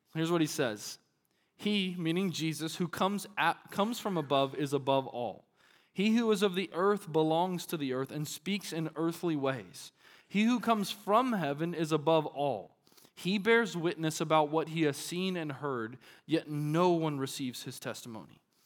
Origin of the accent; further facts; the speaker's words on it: Arkansas, United States; now in Texas, United States; I'm from Arkansas